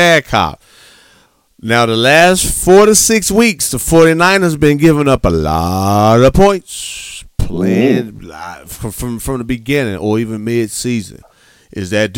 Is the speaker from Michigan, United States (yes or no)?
no; Gary, Indiana, United States; I'm from Gary, Indiana, born and raised.